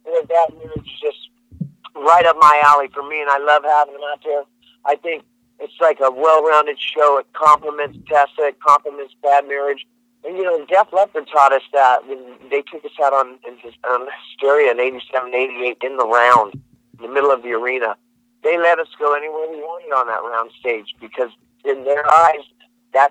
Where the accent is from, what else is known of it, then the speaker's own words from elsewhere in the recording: Georgetown, California, United States; moved away; also born or lived in Oklahoma / Texas; in Northern California, in Georgetown, where I was from.